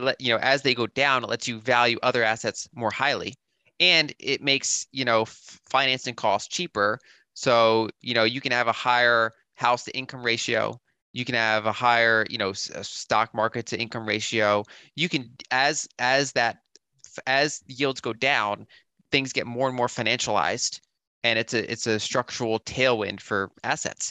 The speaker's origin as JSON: {"language": "English", "country": "United States"}